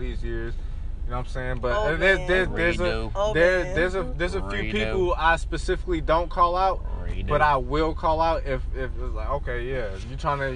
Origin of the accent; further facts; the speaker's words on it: Atlanta, Georgia, United States; I am from Atlanta.